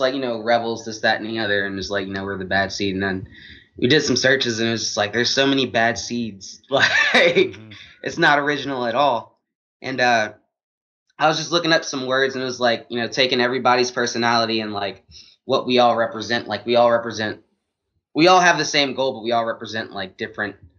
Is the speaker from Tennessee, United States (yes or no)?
no; New Orleans, Louisiana, United States; now in Atlanta, United States; I'm from New Orleans